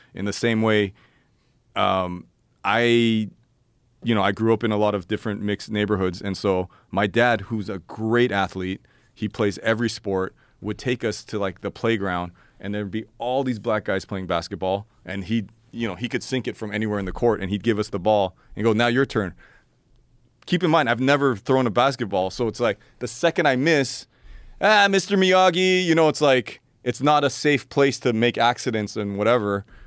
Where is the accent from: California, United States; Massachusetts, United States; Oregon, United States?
California, United States; Los Angeles; born and raised in Los Angeles